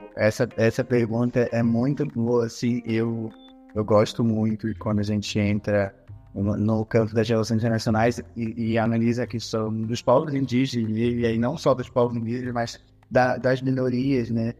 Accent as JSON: {"language": "Portuguese", "town": "Santarém", "region": "Pará", "country": "Brazil", "said": "a minha região é uma região que está em, em, constante retomada e reafirmação da sua identidade, Santarém"}